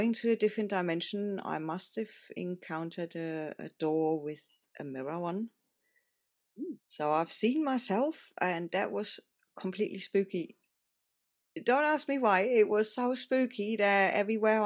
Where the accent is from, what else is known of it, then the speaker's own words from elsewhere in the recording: Germany; now in Spain; I was born in Germany in a tiny, tiny, tiny village in the middle of nowhere, surrounded by forest.